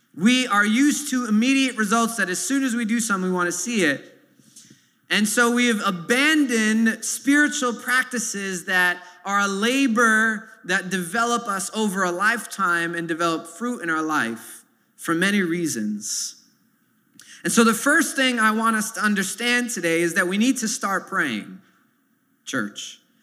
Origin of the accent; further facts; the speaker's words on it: New York City, New York, United States; growing up in Sunset Park here in this neighborhood